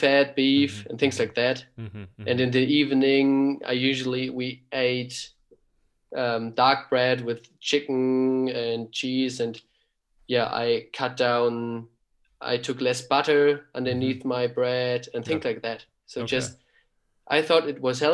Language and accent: English; Kiel, Schleswig-Holstein, Germany; English is a second language; moved away as an adult; now in Heidelberg, Germany; I was born in Kiel. We lived in Kiel and I grew up in Kiel.